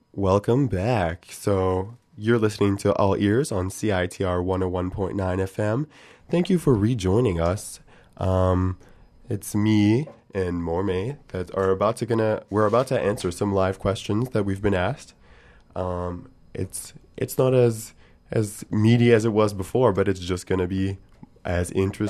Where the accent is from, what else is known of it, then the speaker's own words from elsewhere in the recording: Montreal, Quebec, Canada; now in Vancouver, Canada; Because I'm not from Vancouver, Montreal's a little, like, European in that way